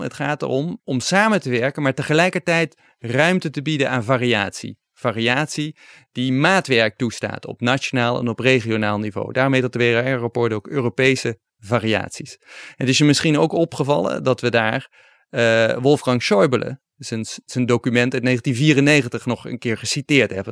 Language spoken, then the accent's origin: Dutch; Netherlands